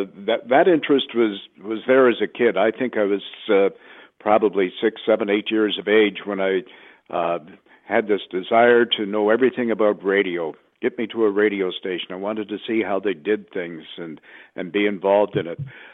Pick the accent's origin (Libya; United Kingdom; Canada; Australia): Canada; moved away as an adult; also born or lived in Los Angeles; being Canadian and living in a market at that time, I guess, maybe 15,000 individuals